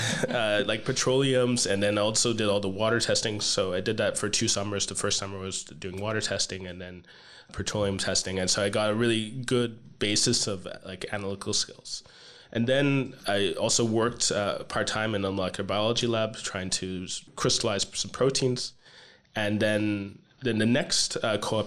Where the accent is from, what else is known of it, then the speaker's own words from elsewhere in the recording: Canada; I am Canadian